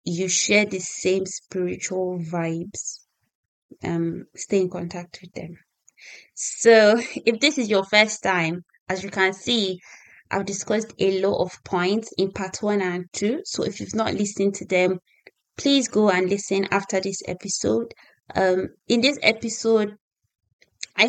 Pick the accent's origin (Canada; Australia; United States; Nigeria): Nigeria; moved away as an adult; now in United Kingdom; I'm a Nigerian lady who moved to the UK some time ago.